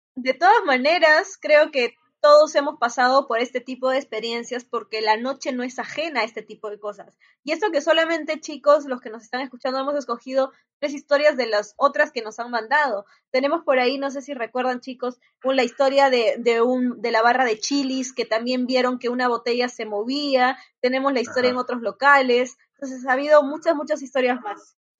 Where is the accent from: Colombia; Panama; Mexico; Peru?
Peru; Trujillo, La Libertad; mi tierra, de Trujillo.